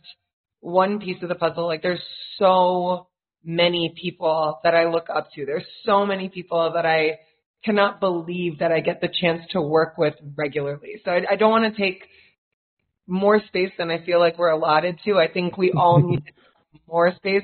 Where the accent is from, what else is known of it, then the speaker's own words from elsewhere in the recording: New York, United States; moved away as an adult; now in Nairobi, Kenya; I was raised in New York